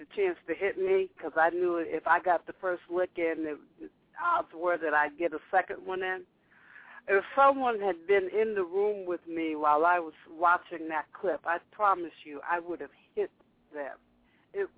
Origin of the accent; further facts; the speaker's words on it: the North, United States; I grew up in the North